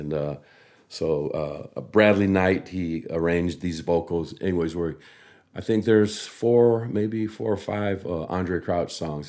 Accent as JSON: {"language": "English", "country": "Samoa", "tie": "born or raised there", "said": "growing up in Samoa"}